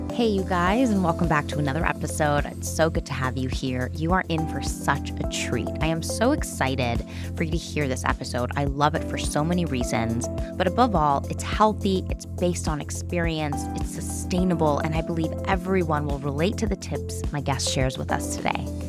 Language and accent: English; Toronto, Ontario, Canada; my hometown is Toronto